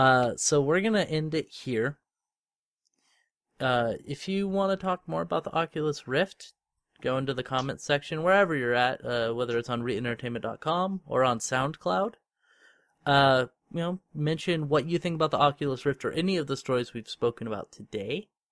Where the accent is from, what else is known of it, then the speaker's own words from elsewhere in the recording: United States; Because I'm American.